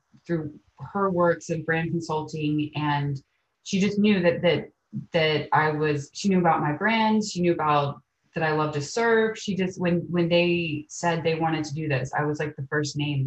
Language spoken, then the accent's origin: English; Amelia Island, Florida, United States; also born or lived in New York / San Clemente, California; I was born and raised in Amelia Island, Florida